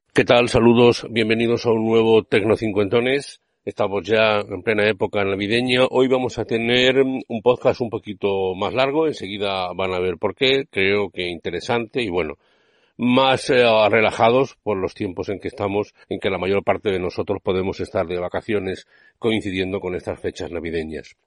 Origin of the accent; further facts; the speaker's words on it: Aljarafe, near Seville, Andalusia, Spain; also born or lived in Madrid; yo soy madrileño, allí vive mi madre ah, todavía y mi madre, y por lo tanto yo voy, aunque mis padres son andaluces y, toda mi vida la he vivido aquí